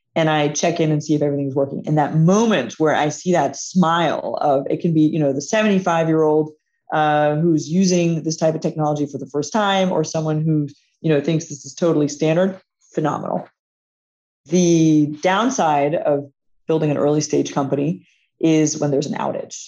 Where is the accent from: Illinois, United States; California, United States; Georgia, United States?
Georgia, United States; Atlanta; it's also where our headquarters is. It's, it's my hometown